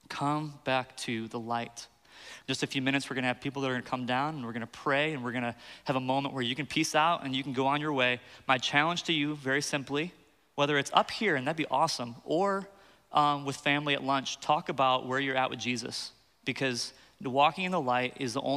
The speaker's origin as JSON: {"language": "English", "region": "Michigan", "country": "United States", "tie": "born or raised there", "said": "I grew up in Michigan, and so I was raised by rednecks"}